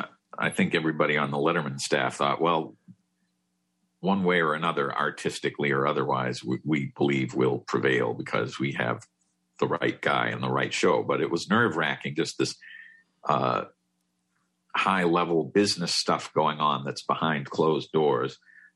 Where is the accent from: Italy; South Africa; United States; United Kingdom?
United States; Massachusetts; Yeah, I grew up in Massachusetts